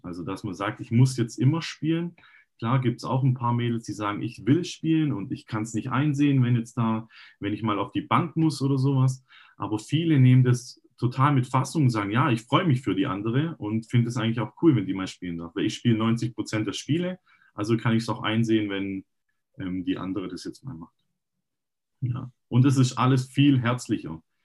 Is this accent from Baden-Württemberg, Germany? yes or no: yes; Rottenburg am Neckar, Baden-Württemberg, Germany; ich bin Rottenburger und habe ähm, auch selber immer ein bisschen gekickt. Ähm, hier in der Gegend rum, in, also in der Jugend auch in Rottenburg